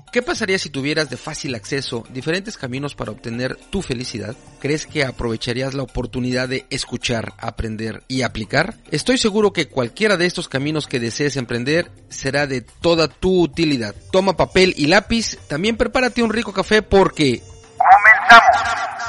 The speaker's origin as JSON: {"language": "Spanish", "region": "Mexico City", "country": "Mexico", "tie": "born or raised there", "said": "las que nacimos aquí, yo nací en la Ciudad de México"}